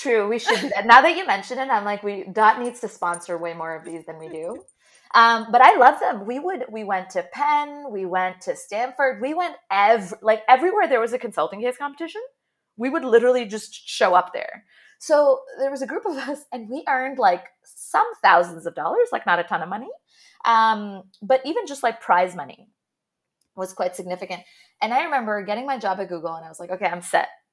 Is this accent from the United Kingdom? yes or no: no; Jeddah, Makkah Province, Saudi Arabia; moved away as an adult; also born or lived in Toronto; So I grew up in Jeddah in Saudi Arabia and then moved to Toronto for undergrad.